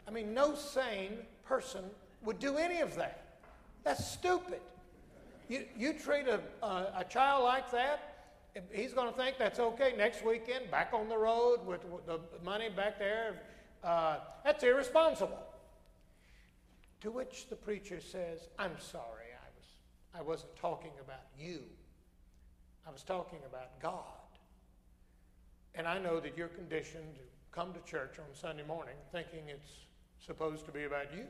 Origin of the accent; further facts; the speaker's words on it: Alabama, United States; I come from Alabama, which has the highest rate of church attendance